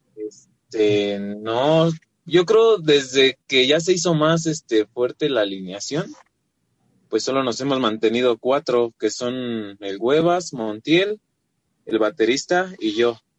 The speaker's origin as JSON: {"language": "Spanish", "town": "Ecatepec", "region": "State of Mexico", "country": "Mexico", "said": "Somos de Catepec, Estado de México"}